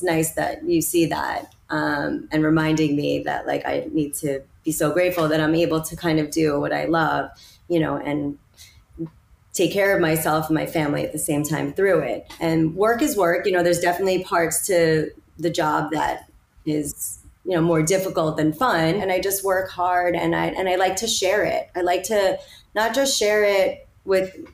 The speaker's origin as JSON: {"language": "English", "region": "New York", "country": "United States", "also_born_or_lived": "Miami / London", "said": "I'm a New Yorker"}